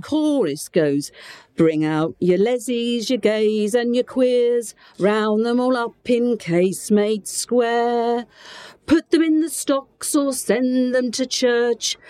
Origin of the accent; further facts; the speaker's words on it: Portsmouth, South East England, United Kingdom; accent: Portsmouth; moved away as an adult; now in Gibraltar; I just happened to be in Portsmouth